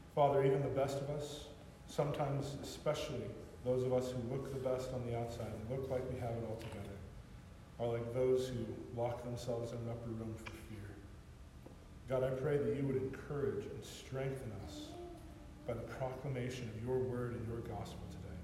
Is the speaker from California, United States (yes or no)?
yes; California, United States; growing up in California